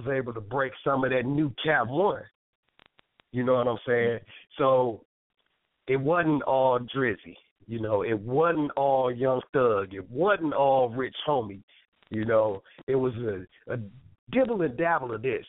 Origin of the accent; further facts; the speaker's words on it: Michigan, United States; moved away; also born or lived in Toledo, Ohio; I was from Michigan